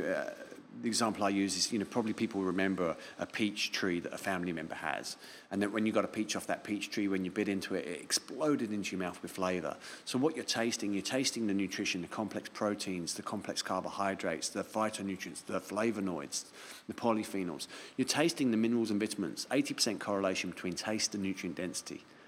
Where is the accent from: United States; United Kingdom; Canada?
United Kingdom; London; now in Auckland, New Zealand; I'm from London